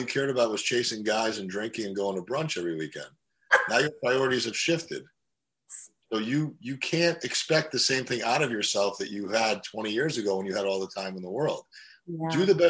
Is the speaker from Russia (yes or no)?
yes; Russia; born there; moved away; when I was growing up, I was born in Russia and we came here in 1989, right before the collapse of communism.